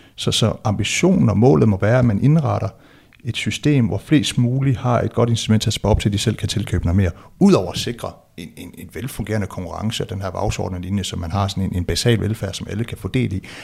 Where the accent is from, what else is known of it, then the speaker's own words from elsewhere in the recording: West Jutland, Central Denmark Region, Denmark; jeg er vokset op i Vestjylland